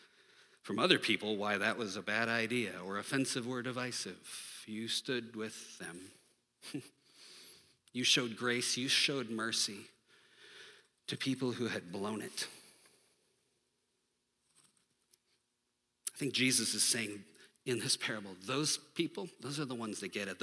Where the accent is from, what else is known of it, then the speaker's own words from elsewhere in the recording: United States; I'm American.